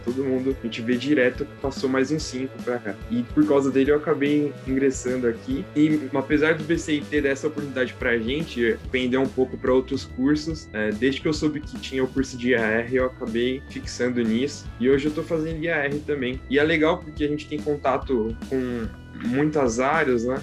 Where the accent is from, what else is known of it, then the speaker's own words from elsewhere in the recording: São Paulo, Brazil; Eu sou de São Paulo, aqui da Zona Sul